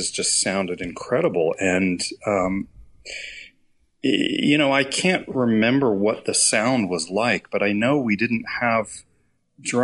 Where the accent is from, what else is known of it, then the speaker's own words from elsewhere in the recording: Texas, United States; I grew up in Texas in the hard rock scene